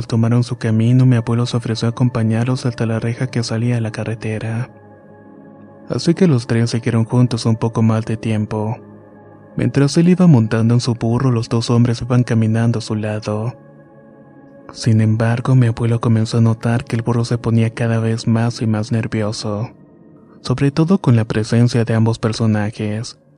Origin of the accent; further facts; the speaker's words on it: Guanajuato, Mexico; para comenzar mi historia me gustaría decir que soy originario de Guanajuato.